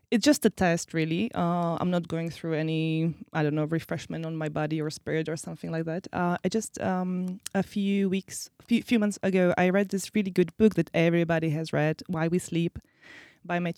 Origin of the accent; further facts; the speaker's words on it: Slovakia; also born or lived in Czech Republic; I'm originally from, well, I was born in Czech Republic, but uh, I am Slovak.